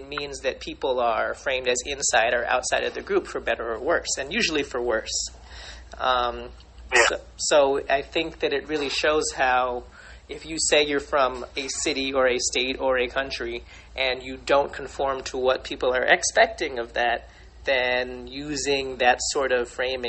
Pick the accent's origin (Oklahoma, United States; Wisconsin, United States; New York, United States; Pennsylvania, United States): New York, United States; I grew up in New York. I still live in New York, aside from the few years that I was in college and when I spent 2 years overseas. And I don't have, you know, what one might call a stereotypical strong New York accent.